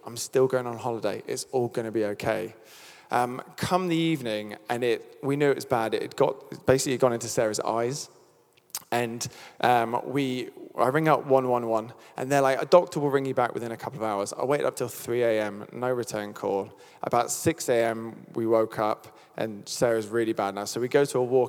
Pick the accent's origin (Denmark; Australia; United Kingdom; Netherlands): United Kingdom; I'm British